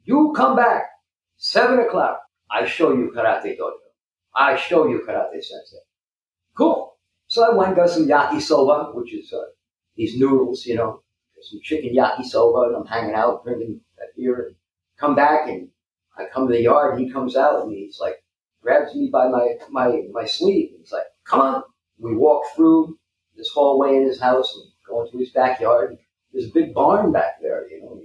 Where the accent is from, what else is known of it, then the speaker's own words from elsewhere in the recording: United States; also born or lived in Okinawa, Japan; growing up in the New York, New Jersey area